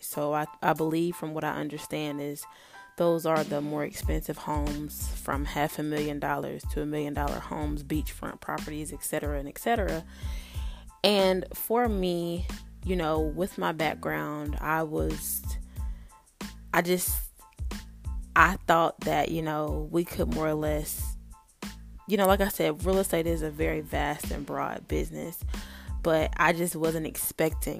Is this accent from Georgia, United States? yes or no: no; North Carolina, United States; I was born and raised in North Carolina